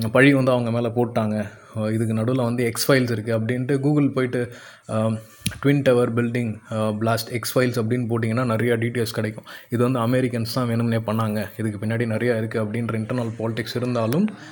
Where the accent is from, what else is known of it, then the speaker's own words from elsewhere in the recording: Cuddalore, Tamil Nadu, India; கடலூரில் நான் பிறந்தேன்